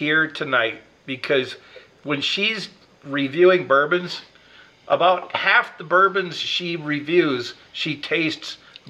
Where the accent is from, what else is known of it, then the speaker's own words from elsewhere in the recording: Wisconsin, United States; I'm from Wisconsin